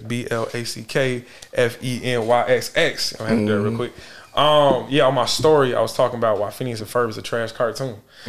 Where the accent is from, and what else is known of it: Charlotte, North Carolina, United States; born or raised there; also born or lived in Augusta, Georgia